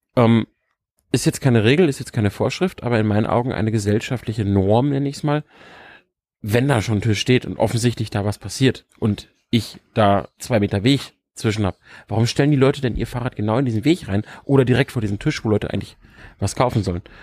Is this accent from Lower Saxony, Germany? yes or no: yes; Lower Saxony, Germany; ich komme aus Niedersachsen. Du weißt selber, wie flach das da alles ist teilweise.